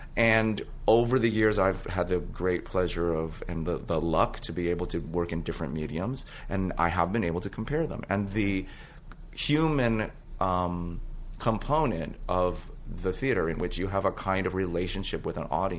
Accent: San Francisco, California, United States; Which is my hometown, And actually, that played some kind of a role in it. Lauren and I are both from San Francisco.

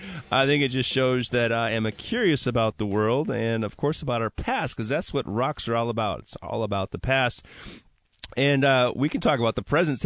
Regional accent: Milwaukee, Wisconsin, United States; now in Washington, United States; I, of course, am from Milwaukee, Wisconsin.

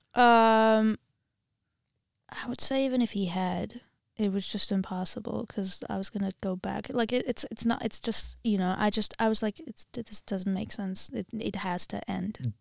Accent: Armenia; English is a second language; also born or lived in Wisconsin; I'm from Armenia, and we learn it at school

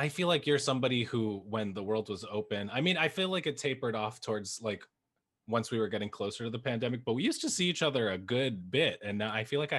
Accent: New York, United States; as a New Yorker, as like kind of a lifelong New Yorker

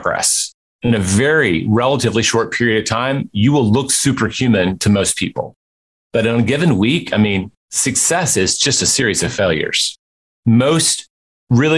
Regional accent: Memphis, Tennessee, United States; Memphis, my hometown

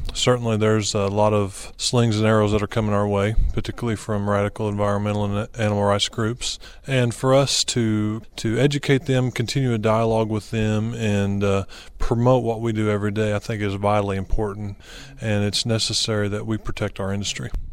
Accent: Aurora, Missouri, United States; I'm from Aurora, Missouri, southwest part of of the state

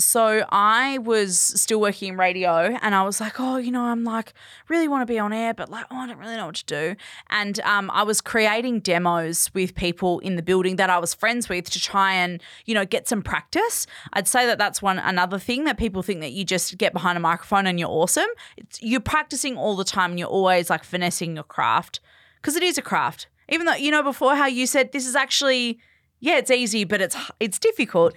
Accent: Perth, Western Australia, Australia; moved away as an adult; also born or lived in Bunbury; I grew up in Perth

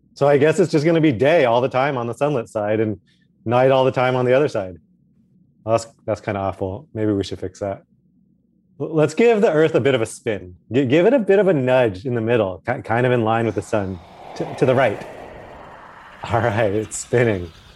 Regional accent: Alaska, United States; moved away; I grew up a bit in Alaska near the top there.

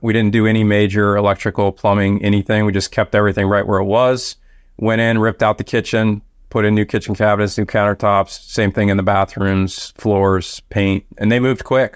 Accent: Washington, District of Columbia, United States; it's my hometown, so it's my backyard.

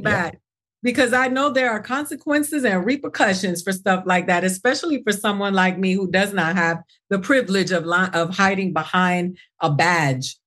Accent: Miami, Florida, United States; I grew up in Miami

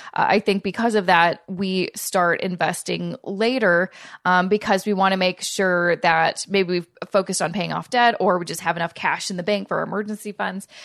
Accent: Canada; I'm Canadian

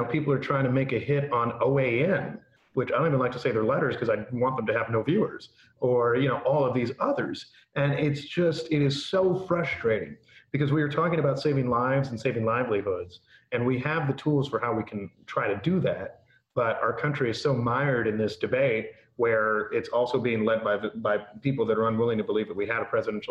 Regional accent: Midwest, United States; growing up in the Midwest

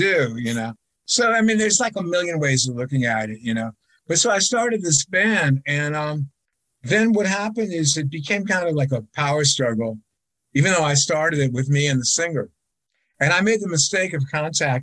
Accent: United States; we're from America

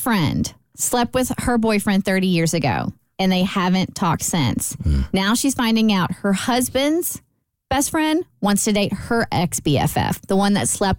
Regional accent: Lexington, Kentucky, United States; moved away; she loves that I am from Lexington like her.

